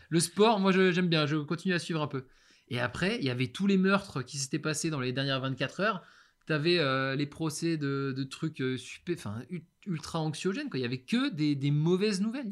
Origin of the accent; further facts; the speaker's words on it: Brest, Brittany, France; moved away; also born or lived in China; je rentre chez moi, à Brest, chez ma mère